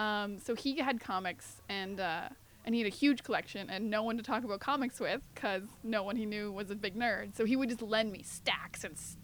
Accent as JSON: {"language": "English", "region": "New Brunswick", "country": "Canada", "said": "we didn't have a comic book store in my hometown. I'm from New Brunswick, real small town."}